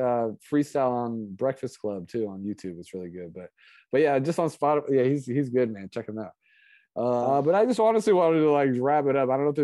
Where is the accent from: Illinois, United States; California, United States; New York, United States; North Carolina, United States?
California, United States; Moraga; also born or lived in Alameda; I grew up in Alameda till I was 6, and I grew up in Moraga